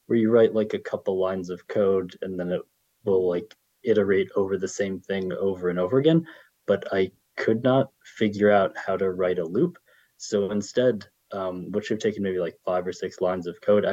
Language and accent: English; Illinois, United States; now in New York City, United States; I grew up in Illinois